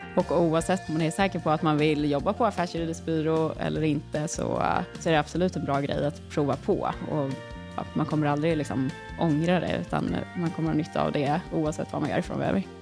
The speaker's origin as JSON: {"language": "Swedish", "town": "Stockholm", "region": "Stockholm County", "country": "Sweden", "also_born_or_lived": "Uppsala", "said": "Jag är från Stockholm från början, men jag hade pluggat i Uppsala och då hade jag precis kommit tillbaka till Stockholm igen"}